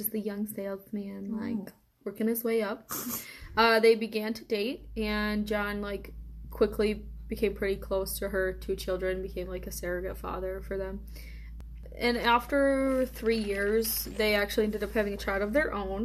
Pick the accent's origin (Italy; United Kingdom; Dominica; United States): United States; Indiana; But I am from Indiana. That's where I was born and raised.